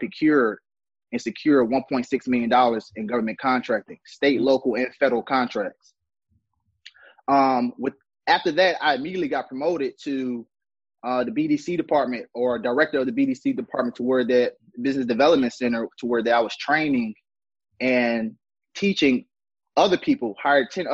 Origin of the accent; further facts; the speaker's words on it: Atlanta, Georgia, United States; I'm from Atlanta, Georgia. Zone 6, to be exact.